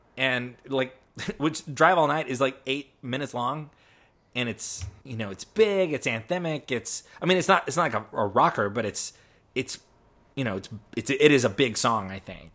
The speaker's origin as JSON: {"language": "English", "country": "United States", "tie": "born or raised there", "said": "I grew up near Route sixty-six"}